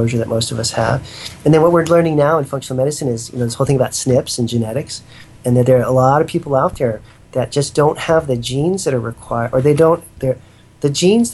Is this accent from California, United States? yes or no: yes; Northern California, United States; also born or lived in Thailand; I'm from Northern California, you know, so we have a lot of pretty classic redwood forests up here